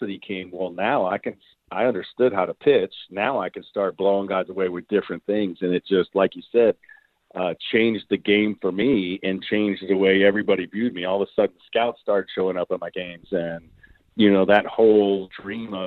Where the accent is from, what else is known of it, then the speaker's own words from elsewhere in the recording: South Florida, United States; I grew up in South Florida in a little beachy town